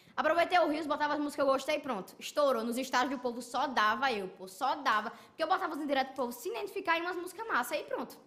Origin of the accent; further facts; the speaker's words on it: Parnamirim, Rio Grande do Norte, Brazil; nasci em Parnamirim, nordestino e tal